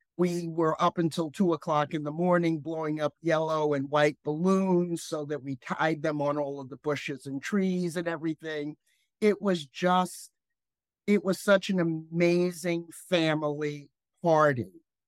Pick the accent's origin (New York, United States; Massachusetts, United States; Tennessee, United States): New York, United States; New Rochelle; moved away as an adult; also born or lived in Bronx, New York / Ohio; I really liked growing up in New Rochelle